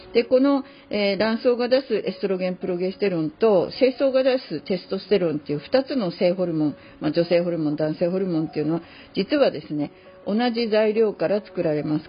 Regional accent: Hachinohe, Aomori, Japan; moved away; 青森県八戸市の私の実家に入っております

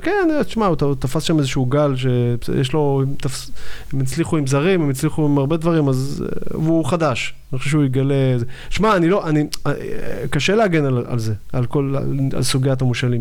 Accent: Givatayim, Tel Aviv District, Israel; also born or lived in Yad Eliyahu, Tel Aviv; now in Tel Aviv, Israel; כל הילדות שלי הייתה בגבעתיים.

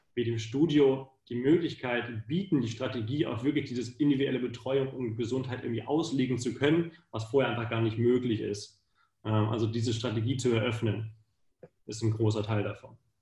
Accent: Hanover district, Lower Saxony, Germany; moved away as an adult; also born or lived in Munich, Germany / United States; now in Vienna, Austria; ich komme aus Deutschland, aus der LK Hannover

